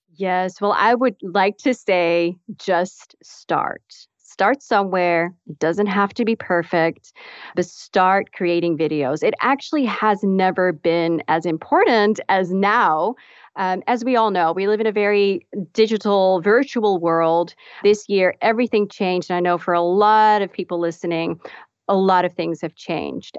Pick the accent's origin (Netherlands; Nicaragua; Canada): Netherlands; moved away as an adult; also born or lived in Texas, United States / Dallas; I'm actually from the Netherlands. So I was b, uh, born and raised in the Netherlands.